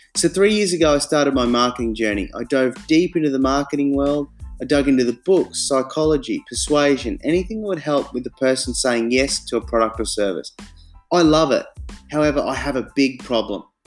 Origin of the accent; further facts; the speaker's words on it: Brisbane, Queensland, Australia; moved away as an adult; also born or lived in Darwin; now in Hong Kong; I come back to Brisbane, my hometown in Australia